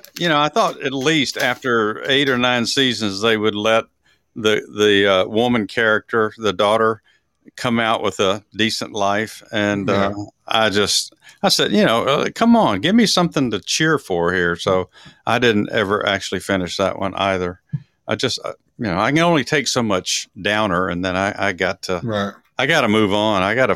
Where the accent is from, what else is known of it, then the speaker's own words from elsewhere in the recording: Dallas, Texas, United States; now in Georgia, United States; Big D, little A, double L A S is where we're from.